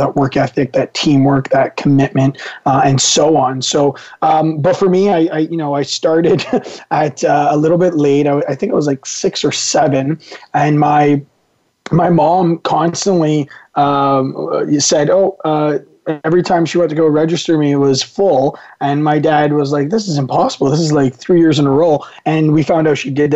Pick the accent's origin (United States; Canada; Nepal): Canada; my background's Italian, and obviously my parents and myself, we were all born here in Canada